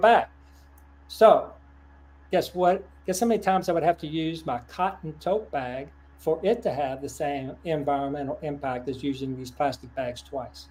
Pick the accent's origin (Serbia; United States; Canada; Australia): United States; Lexington, Kentucky; my hometown, Lexington, Kentucky